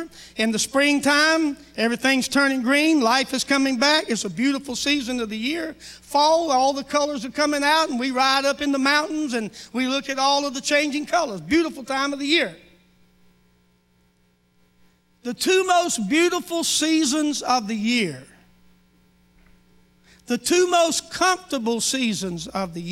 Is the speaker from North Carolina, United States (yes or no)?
yes; North Carolina, United States; moved away as an adult; now in Oklahoma, United States; I'm from North Carolina. My wife and I moved to South Carolina 3 months after we got married and lived there till we moved to Oklahoma